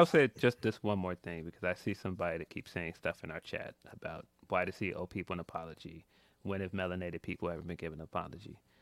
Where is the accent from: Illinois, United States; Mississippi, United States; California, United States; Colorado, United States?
Illinois, United States; Chicago; I'm from Chicago